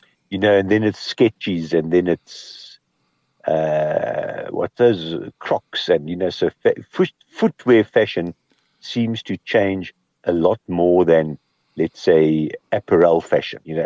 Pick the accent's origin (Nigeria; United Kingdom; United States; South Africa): South Africa; Kimberley, Northern Cape; I grew up in Kimberley